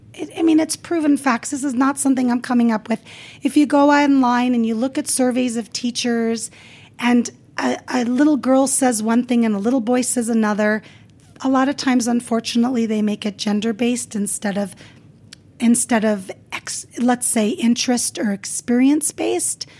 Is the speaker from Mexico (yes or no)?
no; Las Vegas, Nevada, United States; English is a second language; also born or lived in California; growing up in Las Vegas